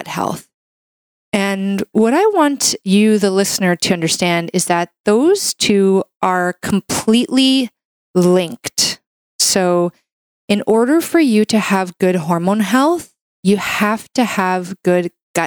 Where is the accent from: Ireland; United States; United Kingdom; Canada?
Canada; I'm a Canadian medical doctor